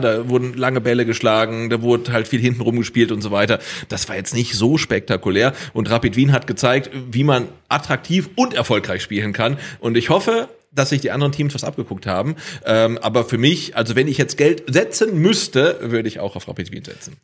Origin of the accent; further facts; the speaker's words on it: Stuttgart, Baden-Württemberg, Germany; als Stuttgarter